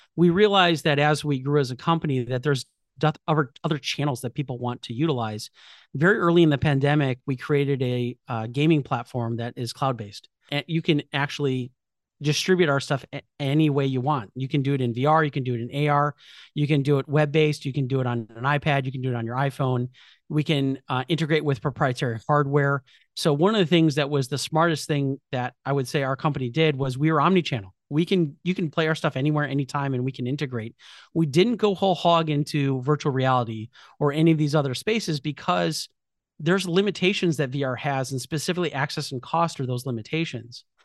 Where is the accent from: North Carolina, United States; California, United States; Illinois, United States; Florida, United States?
Illinois, United States; Chicago; I'm from Chicago, so I went to Rush Medical College